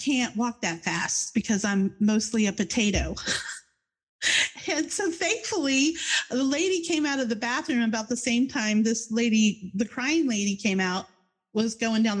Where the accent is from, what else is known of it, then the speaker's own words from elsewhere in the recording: New Jersey, United States; now in Florida, United States; we come from New Jersey, which is just over the river from Philadelphia